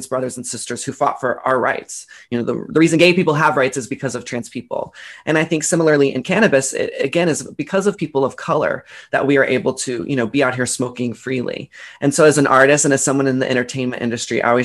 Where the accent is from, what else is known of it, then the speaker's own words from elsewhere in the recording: Dallas, Texas, United States; I grew up in Dallas, Texas